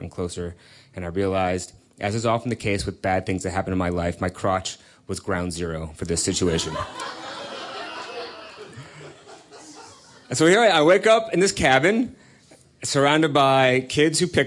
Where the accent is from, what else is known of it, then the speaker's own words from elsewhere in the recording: California, United States; I grew up out in California